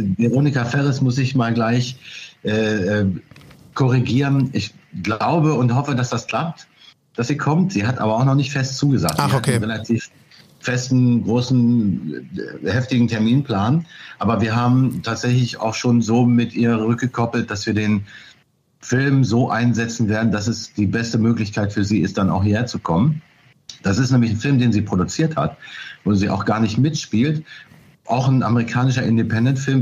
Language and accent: German; Burgdorf, Lower Saxony, Germany; moved away as an adult; also born or lived in Hanover / Berlin; now in Oldenburg, Germany; ich bin tatsächlich in Burgdorf bei Hannover zur Schule gegangen und bin dort, in Hannover bin ich auch geboren